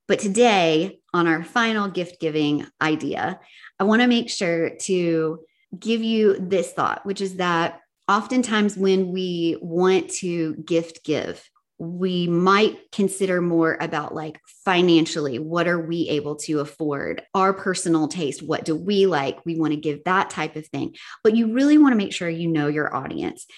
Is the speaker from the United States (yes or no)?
yes; the South, United States; I'm from the South